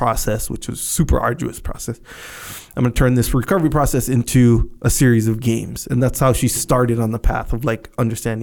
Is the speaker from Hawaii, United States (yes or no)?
yes; Kauai, Hawaii, United States; moved away; I am from Kauai.